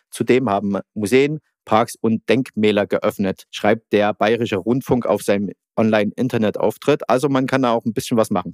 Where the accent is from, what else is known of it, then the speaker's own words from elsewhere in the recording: Germany; als Deutsche